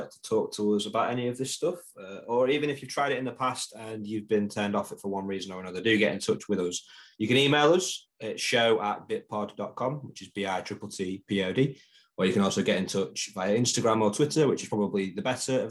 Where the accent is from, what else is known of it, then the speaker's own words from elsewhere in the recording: Grimsby, Yorkshire and the Humber, United Kingdom; growing up in my hometown of Grimsby